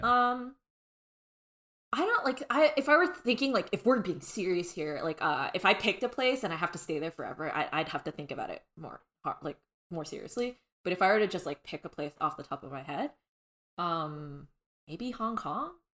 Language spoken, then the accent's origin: English; Southern California, United States; I am born and raised in Southern California